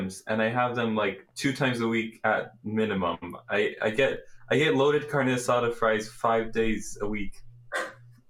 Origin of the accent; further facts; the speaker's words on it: United States; I'm American.